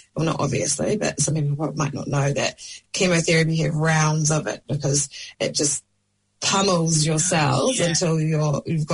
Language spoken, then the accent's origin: English; Auckland, New Zealand; I'm from Devonport in Auckland, and it's quite a musical community, really